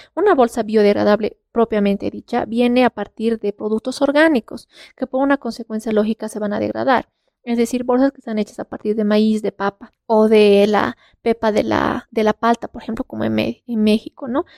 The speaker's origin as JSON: {"language": "Spanish", "country": "Bolivia", "said": "en todo Bolivia o solamente acá en La Paz"}